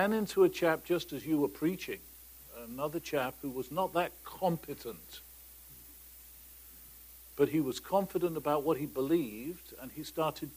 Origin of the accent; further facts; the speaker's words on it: Oxford, South East England, United Kingdom; Born and raised in England, in an irreligious family, in Oxford, in 1936